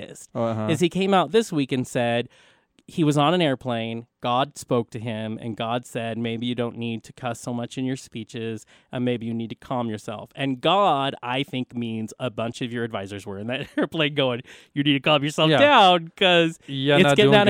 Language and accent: English; Philippines; I'm Filipino. That's who I am.